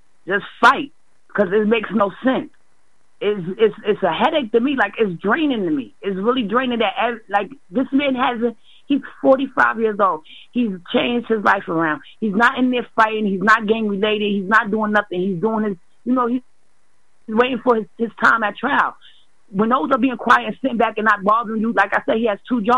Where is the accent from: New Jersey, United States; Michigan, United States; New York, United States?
New York, United States; now in Massachusetts, United States; I'm ashamed to say I come from here.